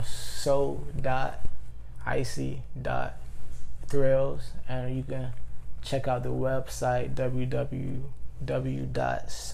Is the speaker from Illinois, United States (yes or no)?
no; Georgia, United States; I'm born and raised in Georgia